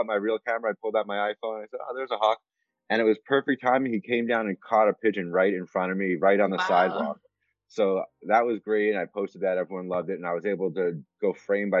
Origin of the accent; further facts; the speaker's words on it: New York, United States; moved away; also born or lived in Medford, Massachusetts; I grew up in New York